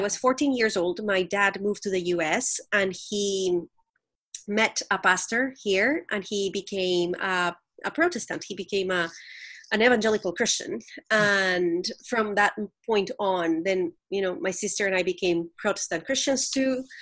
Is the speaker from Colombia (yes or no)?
yes; Colombia; I grew up in Colombia, the country